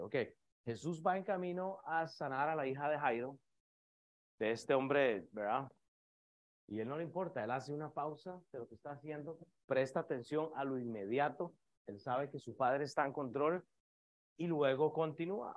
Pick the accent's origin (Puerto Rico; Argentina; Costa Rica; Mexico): Costa Rica; moved away; yo soy de Costa Rica